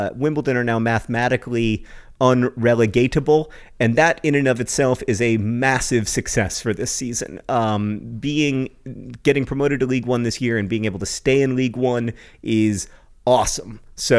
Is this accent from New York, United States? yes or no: no; Indiana, United States; Yeah, and you know, that's happening in my home state of Indiana.